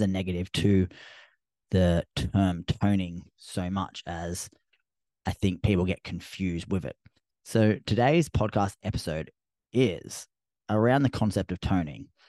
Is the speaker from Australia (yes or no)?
yes; Australia; accent: Australian; my Australian accent